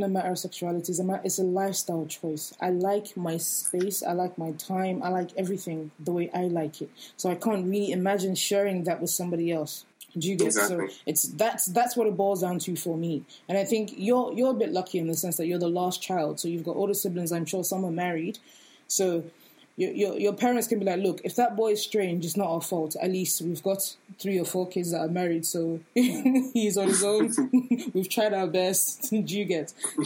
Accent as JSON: {"language": "English", "country": "Nigeria", "said": "we're all Nigerian"}